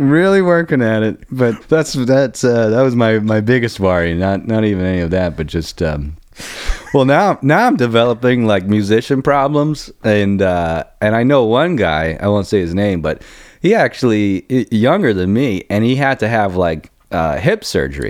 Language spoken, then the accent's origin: English; Heidelberg, Baden-Württemberg, Germany; moved away; I was born in, I, uh, Heidelberg, Germany, where the biggest American base